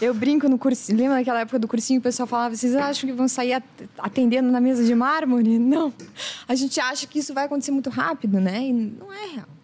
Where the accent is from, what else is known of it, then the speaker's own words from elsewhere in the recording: Brazil; Eu sou do Brasil